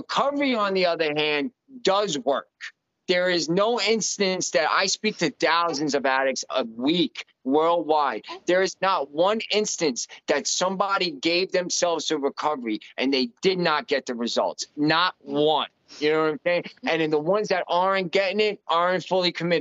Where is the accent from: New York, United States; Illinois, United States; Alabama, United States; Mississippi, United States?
New York, United States; moved away as an adult; I'm from New York